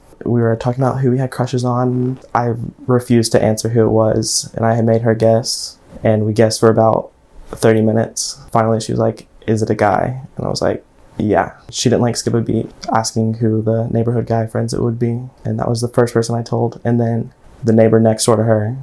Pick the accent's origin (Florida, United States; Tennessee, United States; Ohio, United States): Tennessee, United States; Maryville; also born or lived in Knoxville, Tennessee; I was born in Knoxville, Tennessee, and I was raised in Maryville, Tennessee